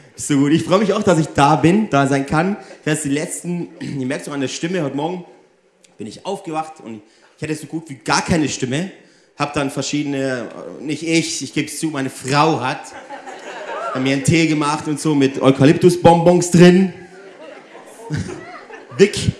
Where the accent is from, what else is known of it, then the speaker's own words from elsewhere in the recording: Germany; also born or lived in Italy; ich bin ja 50% Deutsch, 50% Italienisch. Und hier in Deutschland bin ich immer der Italiener